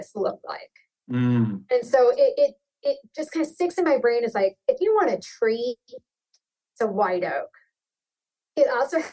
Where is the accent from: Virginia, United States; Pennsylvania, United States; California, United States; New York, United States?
Virginia, United States; also born or lived in Appalachians; now in Illinois, United States; where I grew up in Virginia, that was the thing growing so tall down in the hollers.